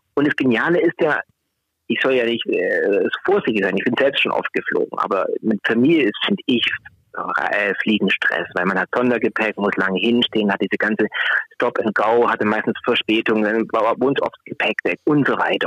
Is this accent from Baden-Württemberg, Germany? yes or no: yes; Swabia, Baden-Württemberg, Germany; accent: Swabian; man kann es an meinem Dialekt hören. Ich habe eine schwäbische Herkunft